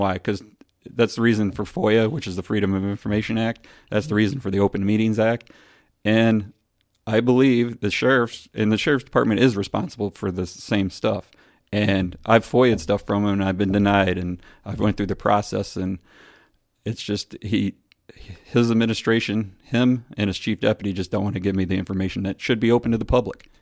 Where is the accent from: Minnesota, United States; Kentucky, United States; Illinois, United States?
Illinois, United States; Streator; I grew up in Streeter.